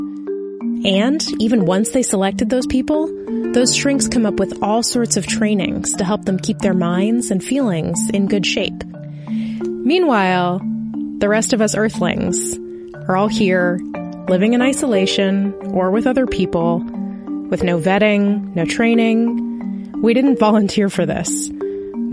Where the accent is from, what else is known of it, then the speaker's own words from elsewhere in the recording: Anchorage, Alaska, United States; my hometown of Anchorage, Alaska